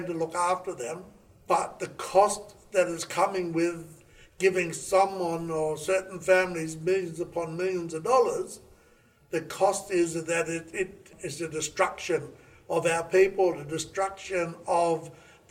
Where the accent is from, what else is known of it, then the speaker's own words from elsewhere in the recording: Raukkan, South Australia, Australia; I grew up on Raukan, an Aboriginal community in Lake Alexandrina